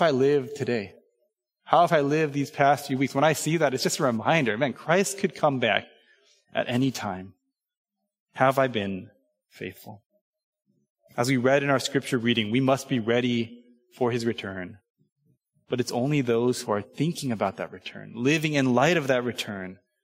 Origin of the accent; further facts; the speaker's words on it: Southern California, United States; moved away as an adult; I grew up in Southern California, right? Suburban Asian American kid in Southern California